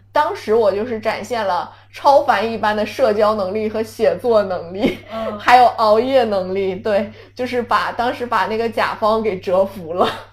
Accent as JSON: {"language": "Chinese", "town": "Songyuan", "region": "Jilin", "country": "China", "moved": "yes", "said": "作为一个松原人"}